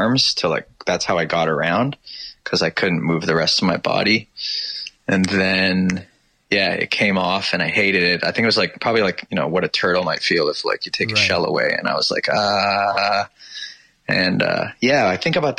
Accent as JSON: {"language": "English", "town": "Toronto", "region": "Ontario", "country": "Canada", "tie": "born or raised there", "also_born_or_lived": "England", "said": "I grew up in the east end of Toronto"}